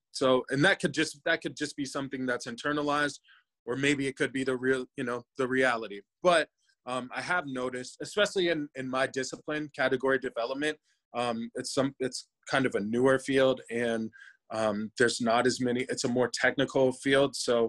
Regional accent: Cincinnati, Ohio, United States; born there; also born or lived in Michigan / Denver; I was born in Cincy. We moved to Michigan, then back to Ohio, and then out to Denver.

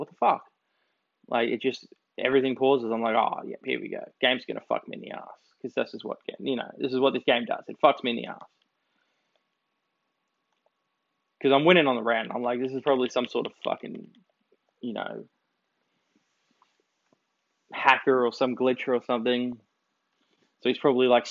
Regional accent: Australia; I'm Australian

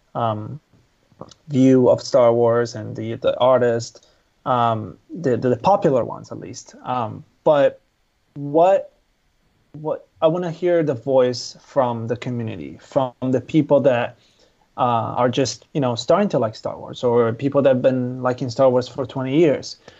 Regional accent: Italy; moved away; I'm originally from Italy.

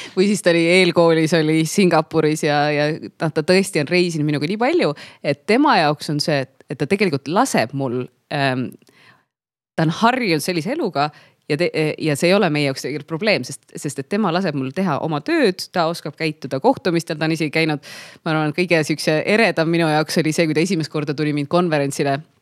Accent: Pärnu, Pärnu County, Estonia; moved away as an adult; also born or lived in Tallinn; ma käisin Pärnu vahet, see oli minu kodulinn

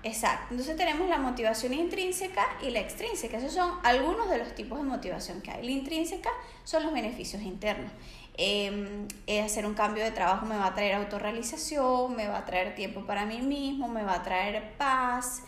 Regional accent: Venezuela; moved away as an adult; now in Barcelona, Spain

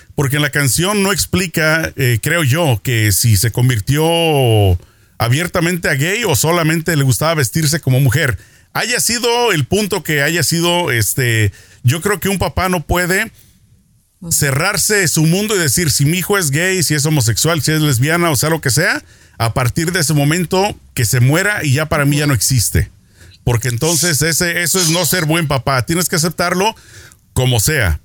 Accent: Mexico; now in Los Angeles, United States; mi niñez en México

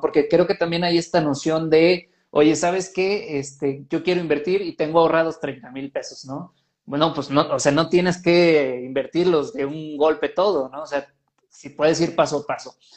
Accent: Mexico; nosotros como mexicanos

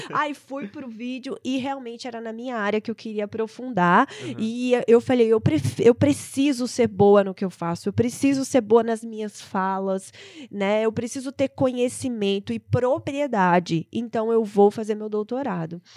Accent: Brasília, Federal District, Brazil; also born or lived in São Paulo; eu vim para Brasília por isso, porque que é a minha cidade natal, ia voltar para casa da, da minha família

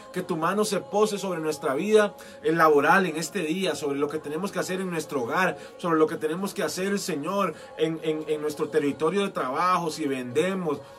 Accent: Costa Rica; como decimos aquí en Costa Rica

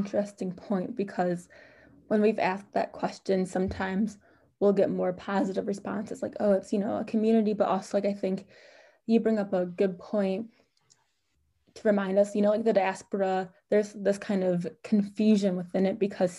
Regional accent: Midwest, United States; I think a lot of Black Americans, like we're from the Midwest

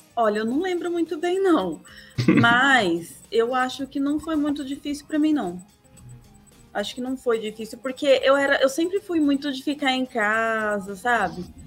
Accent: Lençóis Paulista, São Paulo, Brazil; Lençóis Paulista, é interior.

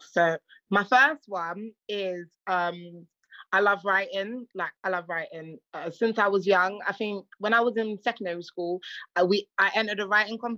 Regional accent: Republic of the Congo; first language Kilari; whereas obviously I'm from Congo Brazzaville, so our first mother tongue is what I just said, Kilari.

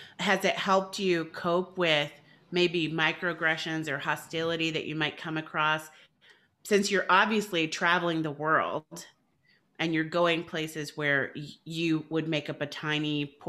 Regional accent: Brooklyn, New York, United States; I'm from Brooklyn.

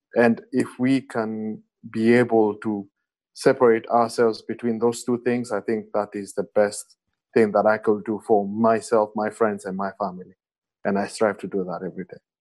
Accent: Kenya; as an African and more specifically as a Kenyan

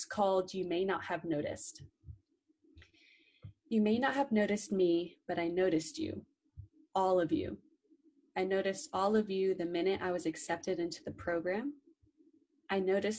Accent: Orlando, Florida, United States; I'm originally from Orlando, Florida

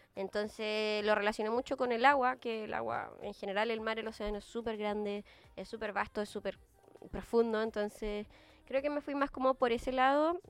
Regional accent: Antofagasta, Chile; moved away as an adult; now in Santiago, Chile; Yo soy de Antofagasta

